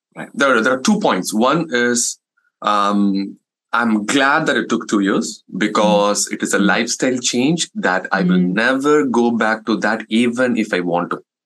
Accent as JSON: {"language": "English", "country": "India", "second_language": "English", "moved": "as an adult", "lives_now": "United States", "said": "as an Indian community uh, is that uh, um, we don't prioritize our health"}